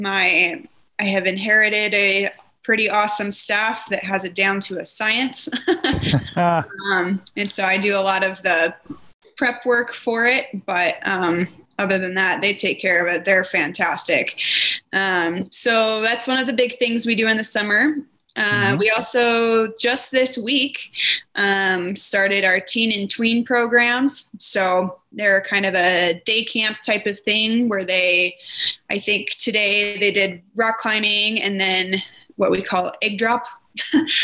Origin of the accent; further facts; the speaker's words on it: Twin Falls, Idaho, United States; now in Pocatello, United States; I am originally from Twin Falls. Or that area, went to high school there